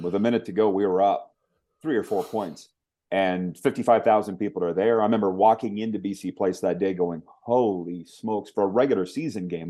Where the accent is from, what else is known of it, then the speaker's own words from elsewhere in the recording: Regina, Saskatchewan, Canada; Regina, which was basically my hometown